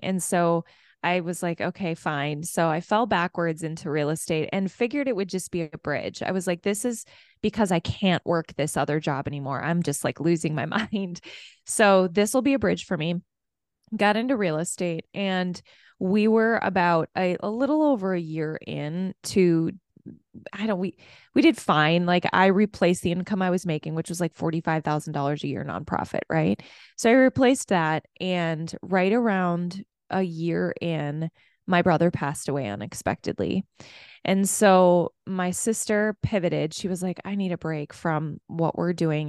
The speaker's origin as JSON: {"language": "English", "town": "Minneapolis", "region": "Minnesota", "country": "United States", "said": "I'm from Minneapolis"}